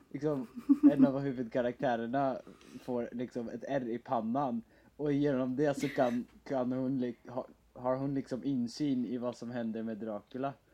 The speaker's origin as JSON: {"language": "Swedish", "country": "Netherlands", "lives_now": "Sweden", "said": "Som holländare så måste jag ju cykla överallt."}